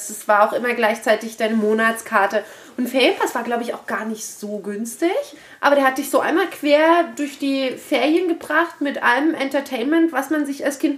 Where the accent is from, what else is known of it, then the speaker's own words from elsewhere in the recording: Berlin, Germany; Ich bin Berlinerin